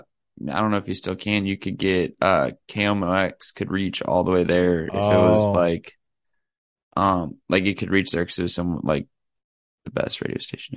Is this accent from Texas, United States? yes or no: yes; Texas, United States; born there; I was born in Texas. I didn't grow up there, though.